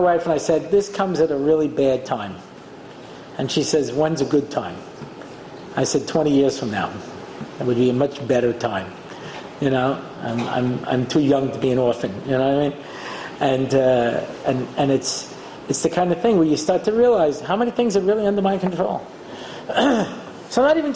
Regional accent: United States; I'm an American

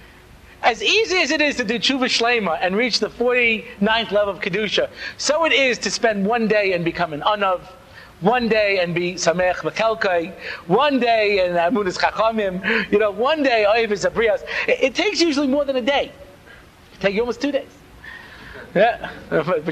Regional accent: Long Island, New York, United States; I grew up out on Long Island

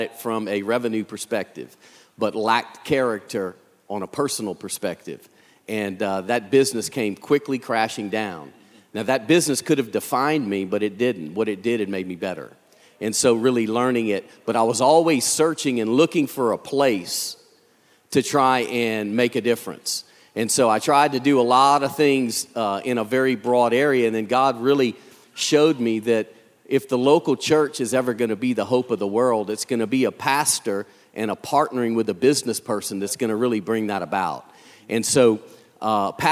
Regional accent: Lafayette, Louisiana, United States; born and raised in South Louisiana. We're from a Cajun family, a real Cajun family, and in Lafayette, Louisiana, the heart of Cajun country.

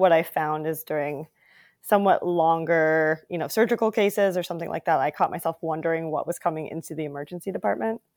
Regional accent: South Dakota, United States; also born or lived in California; now in Rhode Island, United States; I was born in California and then moved to South Dakota when I was ten.

